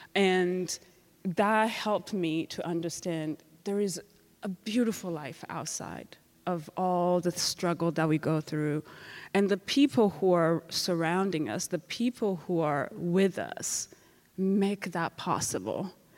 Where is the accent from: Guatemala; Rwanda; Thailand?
Rwanda; moved away; I'm from Rwanda